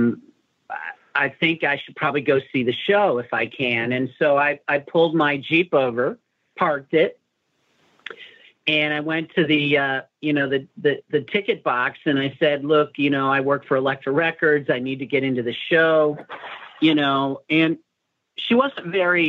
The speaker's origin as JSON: {"language": "English", "town": "Chicago", "region": "Illinois", "country": "United States", "moved": "yes"}